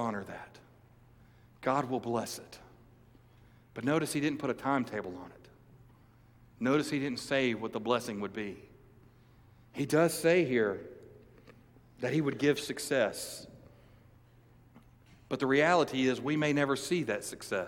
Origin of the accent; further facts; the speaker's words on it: United States; as American evangelicals, as Christians in the United States